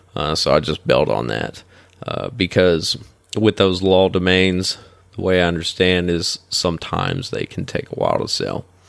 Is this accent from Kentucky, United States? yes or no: yes; northeastern Kentucky, United States; moved away as an adult; now in Florida, United States; my hometown's in northeastern Ken, uh, northeastern Kentucky